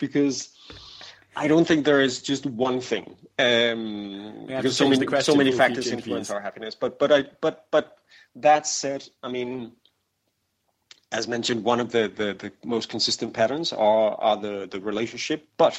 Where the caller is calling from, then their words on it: Copenhagen, Capital Region of Denmark, Denmark; I'm calling from Copenhagen.